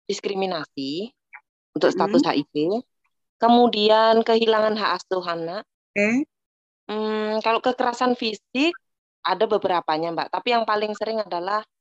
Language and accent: Indonesian; Java, Indonesia; karena kebetulan saya orang Jawa